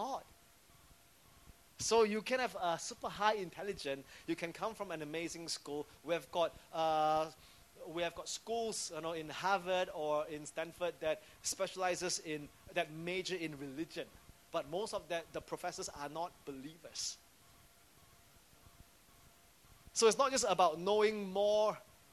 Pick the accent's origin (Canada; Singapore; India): Singapore; as a civilian, as a Singaporean.